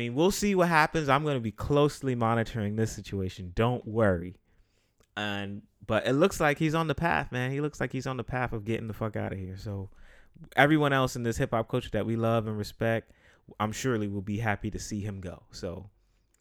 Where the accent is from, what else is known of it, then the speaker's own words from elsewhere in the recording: New York City, New York, United States; I'm a guy from the Bronx